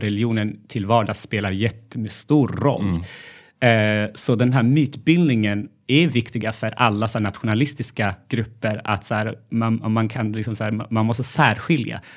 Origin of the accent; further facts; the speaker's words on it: Gondar, Amhara, Ethiopia; now in Sweden; jag är uppvuxen i Etiopien